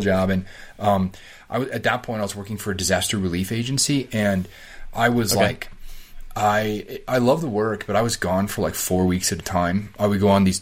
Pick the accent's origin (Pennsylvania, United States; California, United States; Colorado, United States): Colorado, United States; Colorado Springs; moved away as an adult; also born or lived in Denver / Arizona / Virginia; I grew up in Colorado Springs